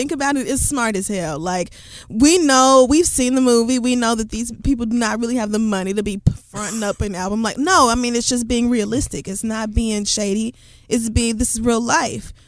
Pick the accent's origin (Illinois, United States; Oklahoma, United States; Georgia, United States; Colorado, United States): Oklahoma, United States; Tulsa; my hometown of Tulsa, Oklahoma.